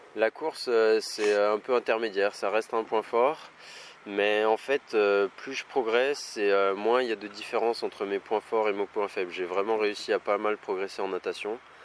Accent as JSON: {"language": "French", "town": "Saint-Étienne", "region": "Auvergne-Rhône-Alpes", "country": "France", "tie": "born or raised there", "said": "je suis né à Saint-Etienne et c'est vraiment, c'est important pour moi. C'est vraiment un endroit que j'apprécie. C'est ici que je vis, c'est ici que je m'entraîne"}